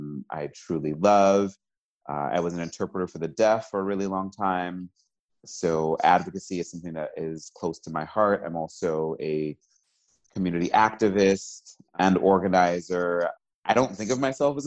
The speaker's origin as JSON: {"language": "English", "town": "New York City", "region": "New York", "country": "United States", "tie": "born or raised there", "said": "I'm originally from New York City. I was born and raised there."}